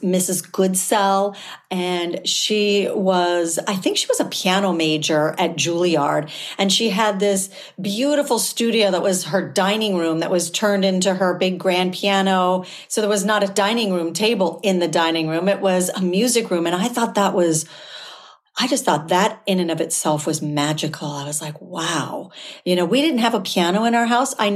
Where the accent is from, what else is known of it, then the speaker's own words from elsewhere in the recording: Southern California, United States; I grew up in Southern California near Disneyland